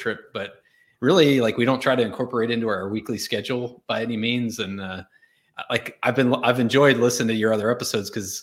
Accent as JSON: {"language": "English", "region": "Arkansas", "country": "United States", "tie": "born or raised there", "said": "I grew up in Arkansas"}